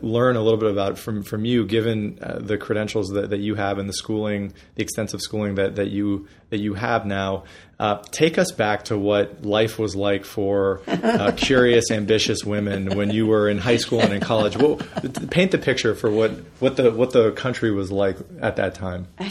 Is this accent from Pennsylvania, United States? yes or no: yes; Erie, Pennsylvania, United States; I grew up in Erie, Pennsylvania